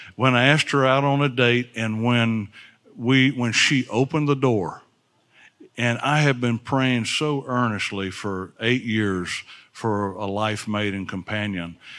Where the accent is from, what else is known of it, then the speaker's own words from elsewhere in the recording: Alabama, United States; I'm from Alabama.